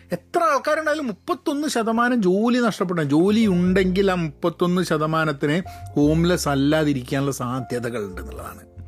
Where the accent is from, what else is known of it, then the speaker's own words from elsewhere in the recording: Kozhikode, Kerala, India; moved away as an adult; also born or lived in United Kingdom / London; now in United States; ഞാനൊക്കെ കോഴിക്കോട് ജനിച്ച് വളർന്ന് വരുന്ന സാഹചര്യത്തിലൊക്കെ തന്നെ വളരെ പ്രിവിലേജ്ഡ് ആയിട്ടാണ്